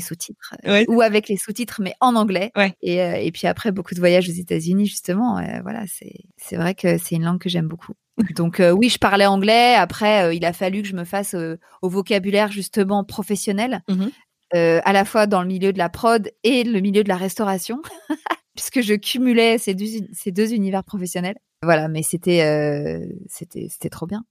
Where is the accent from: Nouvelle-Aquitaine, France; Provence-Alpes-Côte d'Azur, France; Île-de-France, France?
Île-de-France, France; Paris; also born or lived in New York; je suis parisienne